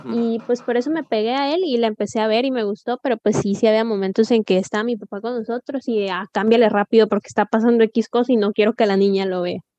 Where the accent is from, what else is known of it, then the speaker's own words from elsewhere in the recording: Mexico; como mexicanos todos, todos pensamos